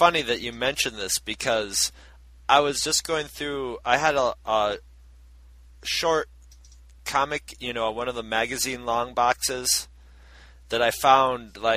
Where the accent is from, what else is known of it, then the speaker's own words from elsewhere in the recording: Carthage, United States; When I grew up in Carthage